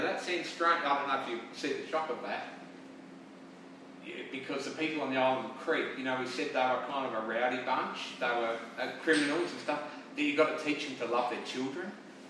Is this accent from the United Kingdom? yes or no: no; South Australia, Australia; now in St. George, Australia; we live in St. George, but we see a lot of other places because we come from South Australia